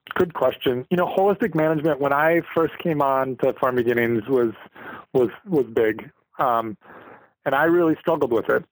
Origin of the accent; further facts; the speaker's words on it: St. Cloud, Minnesota, United States; moved away as an adult; now in Litchfield, United States; I grew up in St. Cloud, which is 40 miles north of Litchfield